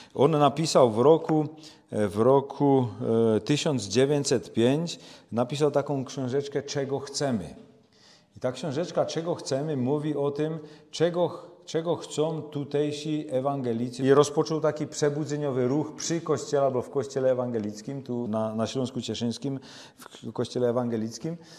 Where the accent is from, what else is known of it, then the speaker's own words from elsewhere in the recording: Czechia; u nas w Czechach już tego nie ma. My są potomkami Husa